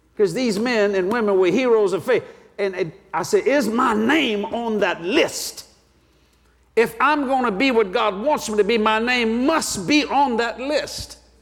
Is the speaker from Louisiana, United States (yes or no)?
yes; Cajun, Louisiana, United States